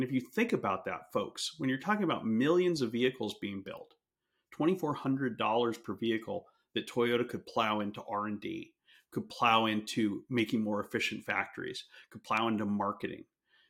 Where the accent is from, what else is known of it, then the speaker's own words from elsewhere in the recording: California, United States; moved away; I grew up in California, didn't know how things worked in the industrial parts of the country.